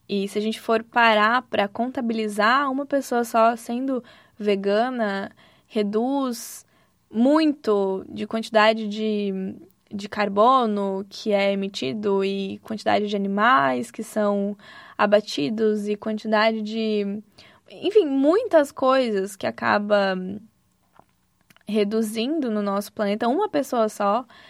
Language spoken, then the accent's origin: Portuguese; Santa Catarina, Brazil; moved away as an adult; also born or lived in Rio de Janeiro; E eu sou de Santa Catarina, então fui de Santa Catarina para o Rio de Janeiro